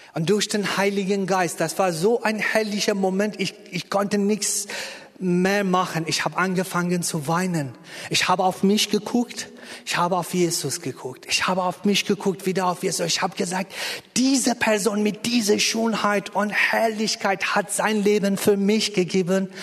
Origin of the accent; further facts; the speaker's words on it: Iran; German is a second language; moved away as an adult; now in Berlin, Germany; Ich bin im Iran geboren und äh, bis Anfang 30 da gewesen